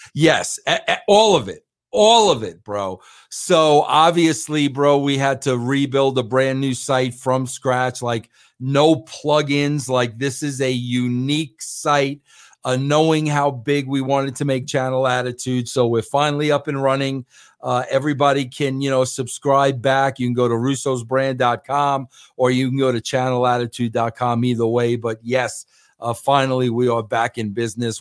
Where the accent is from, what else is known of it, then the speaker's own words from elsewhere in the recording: New York, United States; I'm a New Yorker